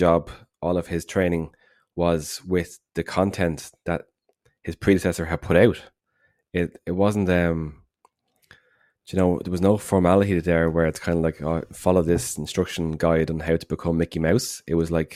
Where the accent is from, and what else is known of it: Ireland